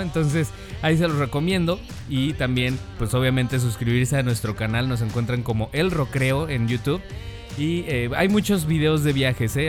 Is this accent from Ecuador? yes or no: no; Mexico; como buen mexicano